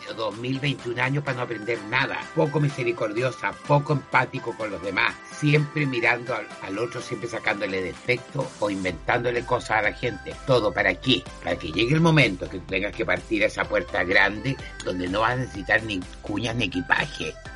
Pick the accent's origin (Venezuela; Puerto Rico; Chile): Chile; así somos los chilenos